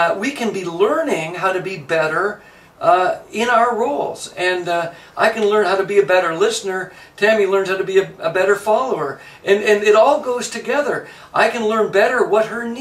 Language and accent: English; Canada; now in United States; I'm a Canadian. I've lived in the United States almost as much as I've lived in Canada.